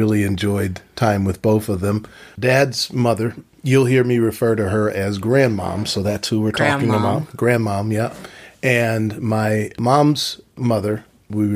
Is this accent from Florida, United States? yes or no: no; Philadelphia, Pennsylvania, United States; I was born in Philadelphia